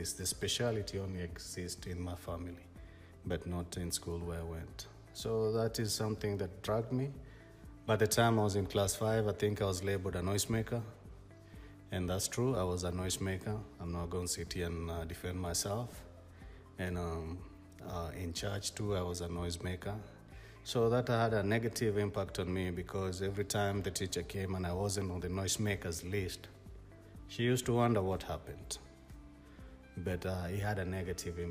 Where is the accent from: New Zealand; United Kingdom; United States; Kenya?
Kenya; I'm a Kenyan guy